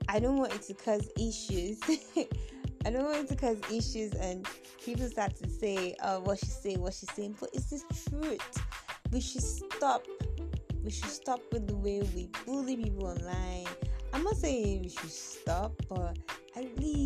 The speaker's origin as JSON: {"language": "English", "country": "Nigeria", "said": "I'm also a Nigerian"}